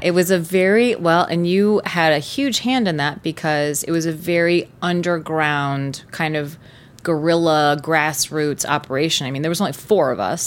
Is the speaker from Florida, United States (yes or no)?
yes; Tampa, Florida, United States; also born or lived in Gainesville; my hometown is Tampa